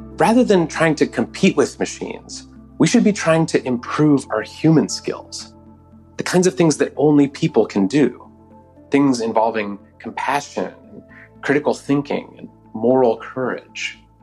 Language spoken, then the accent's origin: English; Oakland, California, United States; my hometown of Oakland, California